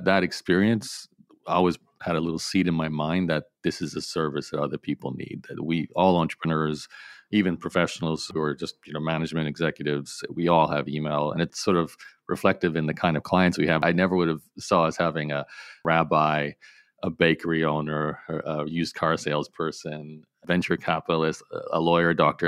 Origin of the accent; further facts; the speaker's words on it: Australia; I grew up in Australia, so it was very much an Australian-focused business